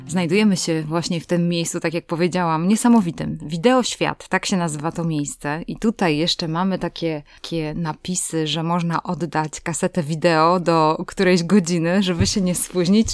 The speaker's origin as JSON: {"language": "Polish", "area": "Tricity", "region": "Pomeranian Voivodeship", "country": "Poland", "said": "My z Trójmiasta"}